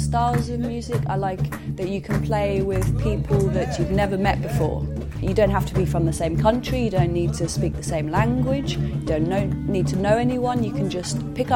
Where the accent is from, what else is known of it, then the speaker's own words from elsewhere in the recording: London, United Kingdom; I'm from London, and I'm a musician